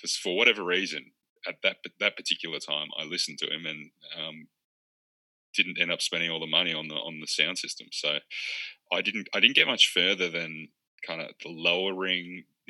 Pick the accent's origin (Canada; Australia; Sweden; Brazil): Australia; Bendigo, Victoria; my hometown Bendigo is renowned for for doing what's called rat laps